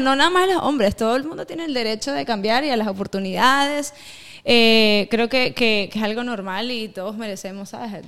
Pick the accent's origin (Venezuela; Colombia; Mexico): Venezuela; also born or lived in eastern Venezuela (birthplace) / Caracas; now in United States; yo soy eh, de Venezuela criollita